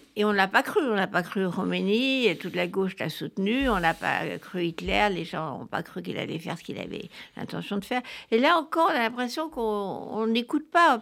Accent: France; chez nous en France

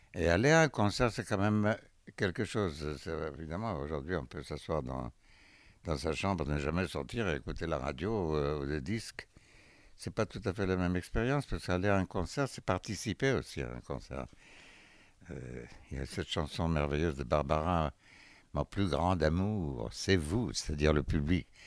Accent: Haifa, Haifa District, Israel; moved away; Haïfa, euh, c'est ma ville natale

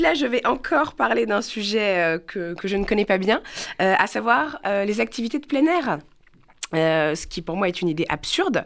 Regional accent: Paris, Île-de-France, France; je suis parisienne, born and raised

